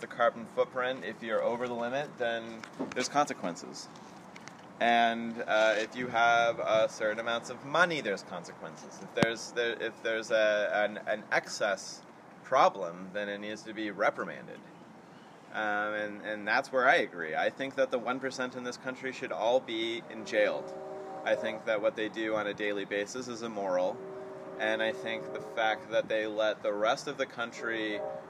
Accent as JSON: {"language": "English", "region": "New Mexico", "country": "United States", "tie": "born or raised there", "said": "I'm from New Mexico, and I was raised on reservations"}